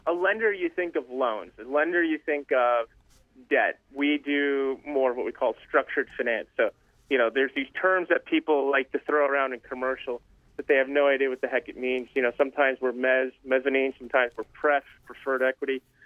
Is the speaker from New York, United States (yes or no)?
yes; New York City, New York, United States; born and raised in New York City.